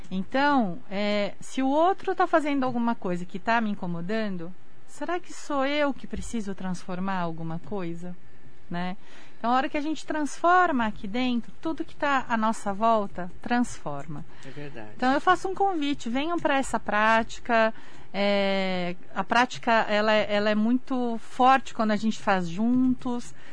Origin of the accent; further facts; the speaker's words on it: Brazil; japonês, né? eu sou brasileira.